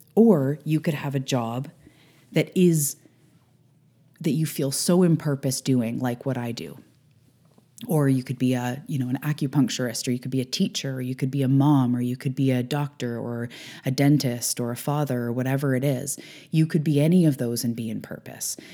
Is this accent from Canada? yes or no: yes; Canada; I'm a Canadian